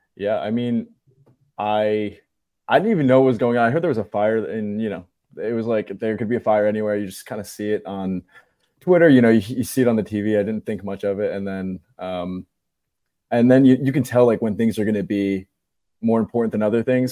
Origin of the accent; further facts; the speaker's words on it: New Jersey, United States; I'm from New Jersey